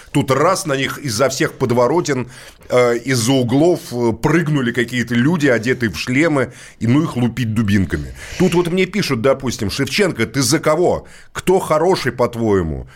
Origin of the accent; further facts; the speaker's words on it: Moscow, Russia; я родился в Москве, это мой родной город